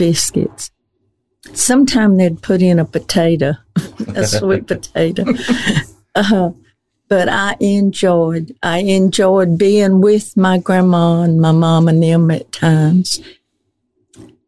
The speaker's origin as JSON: {"language": "English", "town": "Poarch", "region": "Alabama", "country": "United States", "tie": "born or raised there", "said": "I was born and raised right there in Poarch, across the railroad."}